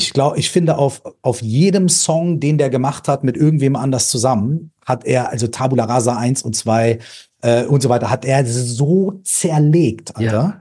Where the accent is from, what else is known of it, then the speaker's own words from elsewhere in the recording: Minden, North Rhine-Westphalia, Germany; bei uns zu Hause in Minden.